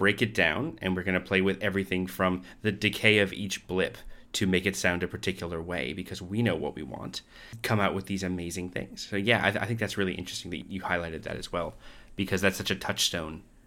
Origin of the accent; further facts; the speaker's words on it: Canada; now in Australia; I'm from Canada. I live in Australia.